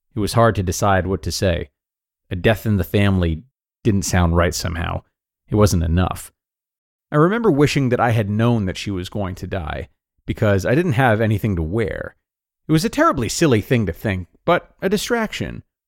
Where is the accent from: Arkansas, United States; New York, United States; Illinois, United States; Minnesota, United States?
Arkansas, United States; Pine Bluff; now in Fayetteville, United States; having driven down from Fayetteville to Pine Bluff, my hometown